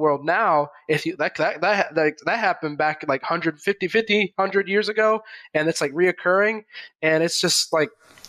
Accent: Riverside, California, United States; also born or lived in Charlotte, North Carolina / Augusta; I was born in Riverside, California. And I kind of grew up, you know, in a decent Riverside, but I only stayed there for a few years

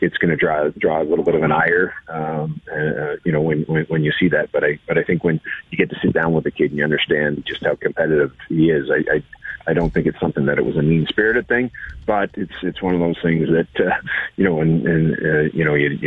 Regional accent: Canada; being Canadian

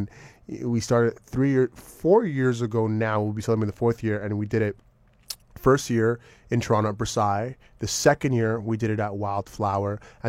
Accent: Jamaica; now in Los Angeles, United States; I'm a Jamaican through and through, so vegan.

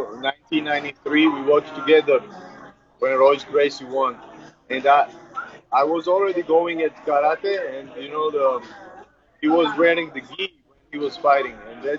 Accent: Georgia; English is a second language; also born or lived in Netherlands; now in United States; I'm a kid from Georgia

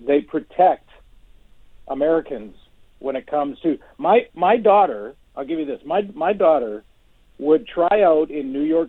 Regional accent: Canada

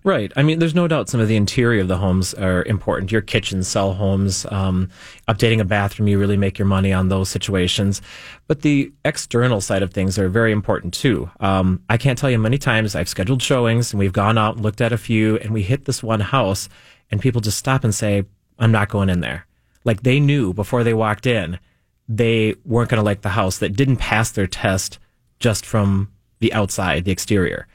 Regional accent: South Metro, Minnesota, United States; where my hometown stuff is

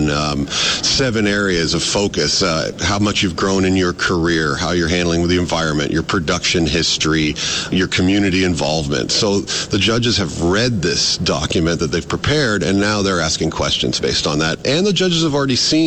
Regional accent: just north of Toronto, Ontario, Canada; So I am from Ontario, just north of Toronto. We do market garden and livestock

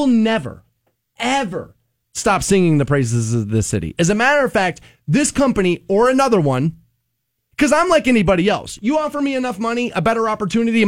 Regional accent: Twinsburg, Ohio, United States; also born or lived in Cleveland, Ohio / Parma, Ohio / West Coast; now in Canton, United States; I'm from Twinsburg

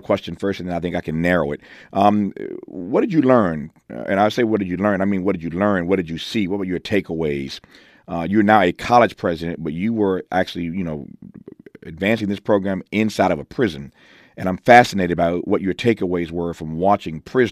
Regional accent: Indiana, United States; also born or lived in Mississippi; I grew up in Indiana, born in Mississippi, but grew up in Indiana, educated there

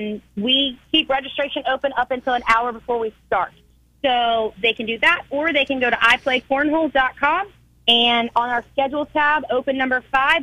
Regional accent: Mechanicsville, Virginia, United States; I'm actually originally from Mechanicsville, so I saw this facility being built and I was super excited.

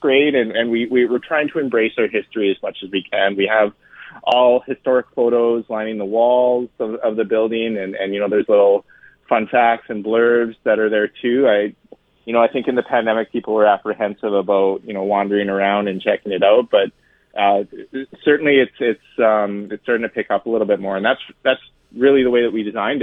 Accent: Edmonton, Alberta, Canada; I grew up in Northeast Edmonton

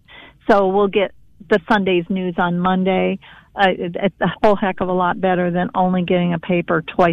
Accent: Toledo, Ohio, United States; now in Philo, United States; where I was born in Toledo, Ohio

